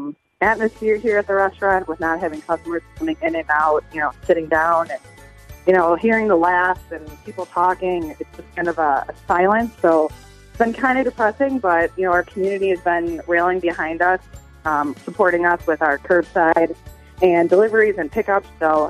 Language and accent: English; Des Plaines, Illinois, United States; I've been here born and raised in Displays